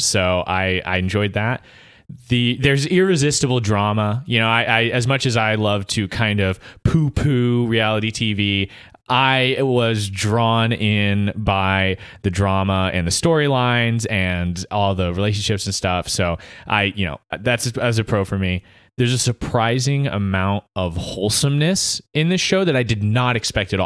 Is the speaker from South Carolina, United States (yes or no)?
yes; Easley, South Carolina, United States; I'm a podcaster from Easley